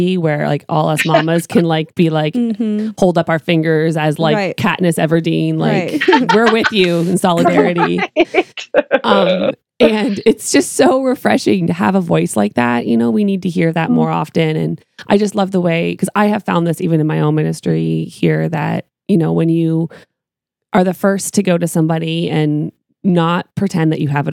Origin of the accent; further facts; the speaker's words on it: Canada; moved away as an adult; now in United States; So I'm Canadian. My husband and I moved to the U.S. 7 years ago